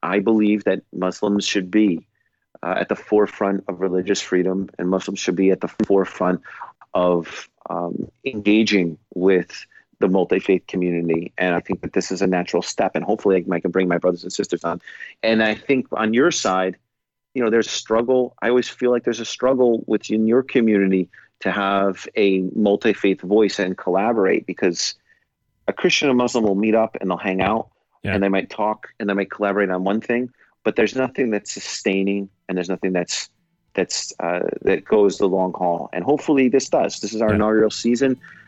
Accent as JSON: {"language": "English", "country": "United States", "said": "we're both American"}